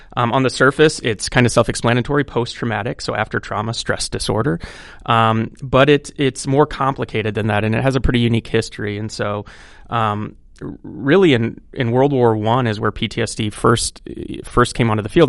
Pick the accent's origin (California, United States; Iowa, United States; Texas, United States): Iowa, United States; Cedar Rapids; born and raised in Cedar Rapids